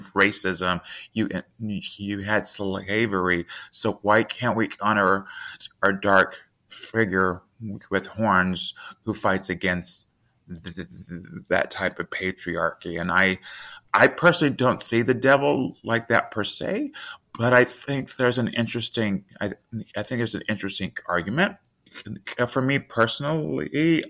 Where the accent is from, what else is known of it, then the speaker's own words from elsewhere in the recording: the South, United States; I was raised in the South